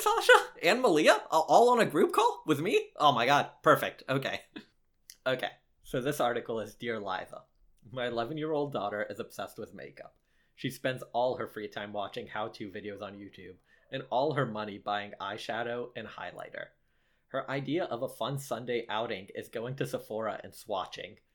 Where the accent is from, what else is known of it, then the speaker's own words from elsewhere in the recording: Lexington, Kentucky, United States; I did grow up in Lexington